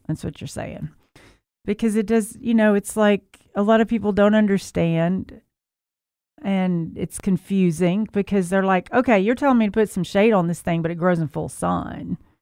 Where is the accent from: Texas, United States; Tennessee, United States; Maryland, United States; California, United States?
Tennessee, United States; Memphis; moved away; I'm from Memphis, but I was gone for a while